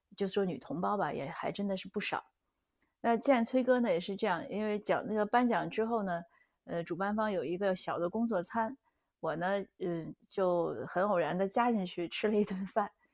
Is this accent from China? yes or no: no; Canada; 我们加拿大这边呢